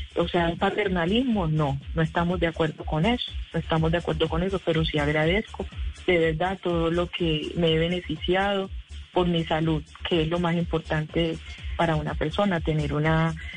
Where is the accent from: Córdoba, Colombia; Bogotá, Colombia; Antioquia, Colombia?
Córdoba, Colombia; Montería; moved away as an adult; yo soy, yo soy eh, de Montería, ¿cierto? Y bueno, vivimos, yo vivo acá ya hace 12 años.